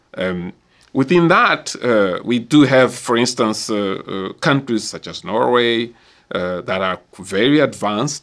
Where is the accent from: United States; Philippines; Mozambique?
Mozambique; my own country, so I can use Mozambique, because I'm from Mozambique